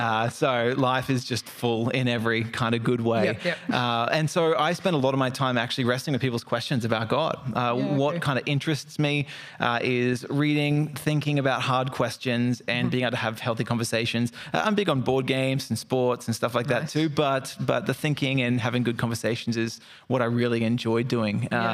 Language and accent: English; Melbourne, Victoria, Australia; accent: mixed; also born or lived in Brisbane; So I was born in Melbourne. I'm Aussie through and through, even though my accent is all over the place now. I grew up a little bit in Melbourne, so AFL runs in my blood.